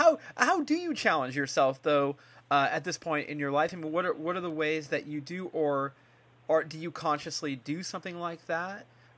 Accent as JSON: {"language": "English", "region": "California", "country": "United States", "tie": "born or raised there", "said": "10 minutes from my hometown in California."}